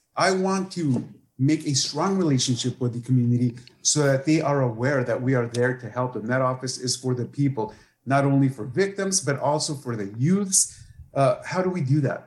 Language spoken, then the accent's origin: English; San Pedro, California, United States; moved away as an adult; also born or lived in Sonora (family); now in Imperial County, United States; I was raised in San Pedro, California, and came to the Valley in 2000 to work as a deputy district attorney.